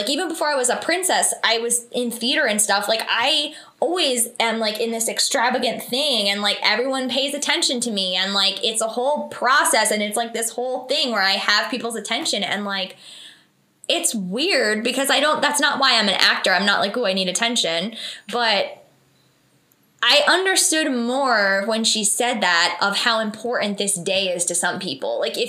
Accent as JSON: {"language": "English", "town": "Vernon", "region": "New Jersey", "country": "United States", "tie": "born or raised there", "said": "Yeah, so I grew up in Vernon, New Jersey"}